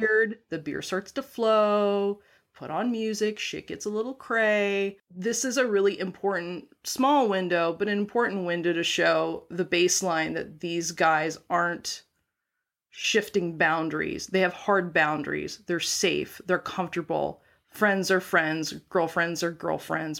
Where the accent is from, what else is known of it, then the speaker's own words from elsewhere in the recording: North Dakota, United States; moved away as an adult; also born or lived in Pacific Northwest; I grew up in North Dakota. So, I graduated from high school in North Dakota